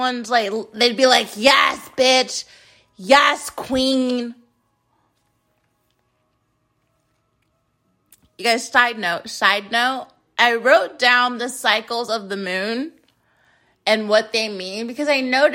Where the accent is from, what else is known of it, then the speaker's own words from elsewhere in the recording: United States; I'm an American. I'm an American.